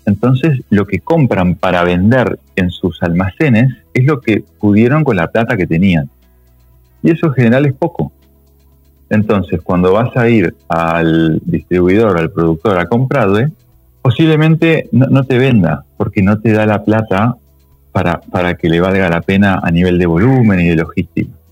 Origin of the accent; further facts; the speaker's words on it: Uruguay; moved away as an adult; also born or lived in United States; now in Argentina; yo soy uruguayo, llegué a Argentina después de 10 este, eh, años en Estados Unidos